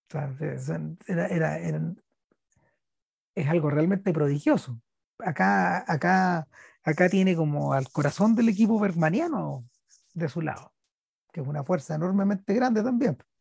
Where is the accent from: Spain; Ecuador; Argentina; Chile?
Chile; Somos, somos chilenos